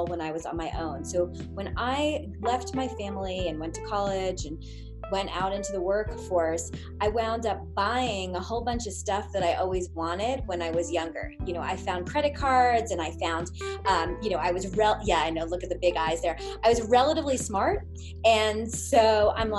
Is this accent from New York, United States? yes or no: yes; Long Island, New York, United States; I grew up in a area in Long Island where most of the people there were not hippies.